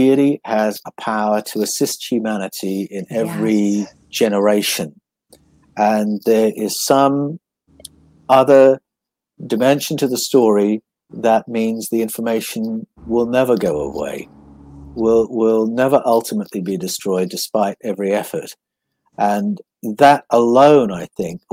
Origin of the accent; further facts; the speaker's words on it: Buckinghamshire, South East England, United Kingdom; also born or lived in Prestwood / Chalfont St. Peter / Amersham / Canada; now in Australia; I grew up in Buckinghamshire. And I started off in a place called Prestwood near Great Missenden, Buckinghamshire.